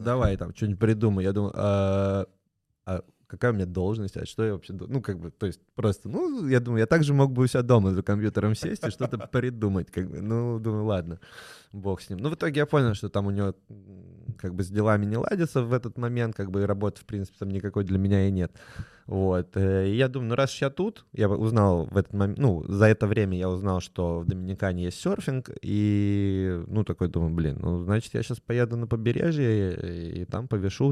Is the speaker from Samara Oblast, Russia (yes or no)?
no; Saint Petersburg, Russia; also born or lived in Moscow; я сам из Питера родился, в Ленинграде